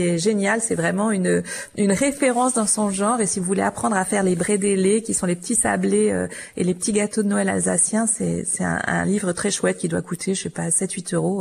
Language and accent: French; Auvergne-Rhône-Alpes, France; je suis originaire d'Auvergne